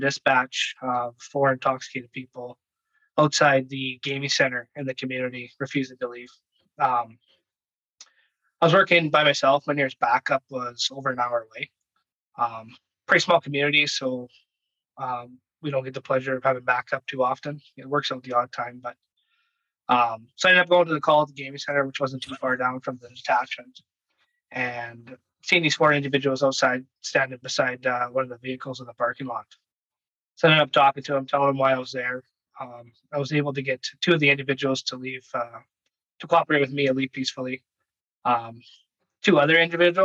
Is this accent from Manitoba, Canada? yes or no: yes; Virden, Manitoba, Canada; also born or lived in Lethbridge, Alberta / northern Alberta; I grew up in Vernon, Manitoba